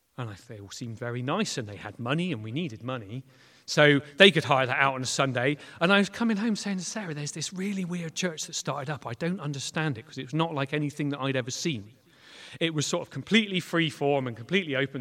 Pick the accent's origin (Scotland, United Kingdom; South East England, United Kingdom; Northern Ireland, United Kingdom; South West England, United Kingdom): South West England, United Kingdom; Clutton; also born or lived in Weston-super-Mare / Bath / Bristol; I grew up in Clutton. Um, so I am very, very local.